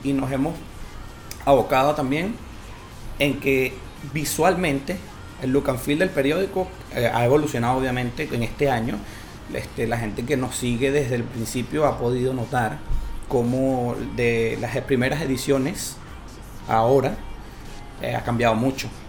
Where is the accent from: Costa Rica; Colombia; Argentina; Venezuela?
Venezuela; now in Chile; nuestro país